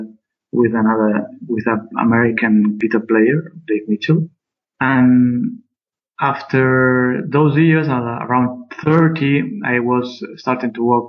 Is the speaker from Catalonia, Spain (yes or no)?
yes; Barcelona, Catalonia, Spain; I'm from Barcelona. I'm living in Barcelona too now